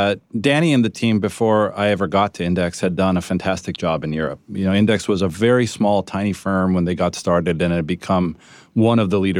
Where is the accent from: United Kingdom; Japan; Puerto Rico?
Japan; moved away; also born or lived in Italy; So my story is I was born in Italy, from Italian parents. I was destined to be an ordinary Italian child eating pizza and mozzarella. That sort of came to a screeching halt. My dad moved to Japan, and so we lived there for 12 years